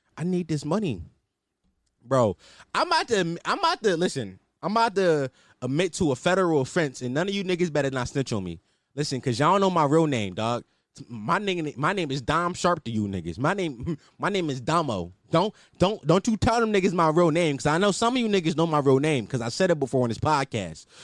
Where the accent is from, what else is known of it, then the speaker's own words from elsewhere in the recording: Philadelphia, Pennsylvania, United States; I'm from Philadelphia, Pennsylvania, you know, two one five, uh, City of Brother Love, uh, West Stoke Lane to be exact, uptown